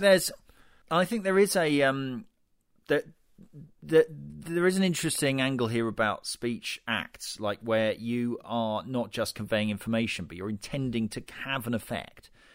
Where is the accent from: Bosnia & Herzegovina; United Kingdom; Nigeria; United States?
United Kingdom; Being British